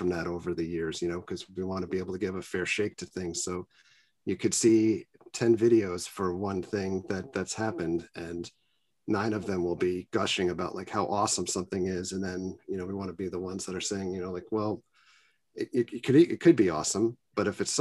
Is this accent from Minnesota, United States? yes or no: no; New York City, New York, United States; I grew up in Queens, New York.